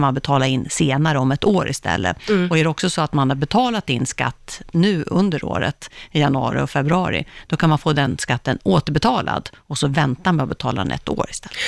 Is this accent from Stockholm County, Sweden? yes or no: no; Uppsala, Uppsala County, Sweden; moved away; jag kommer från Uppsala